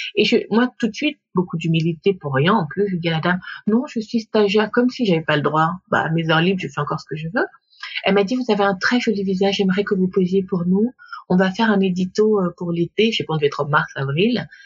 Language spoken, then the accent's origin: French; Gabon; moved away as an adult; now in Paris, France; je suis née, j'ai grandi au Gabon